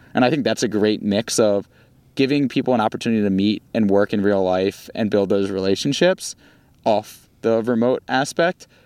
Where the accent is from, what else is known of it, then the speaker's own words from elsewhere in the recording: Baltimore, Maryland, United States; accent: Baltimore; moved away as an adult; now in Los Angeles, United States; my Baltimore accent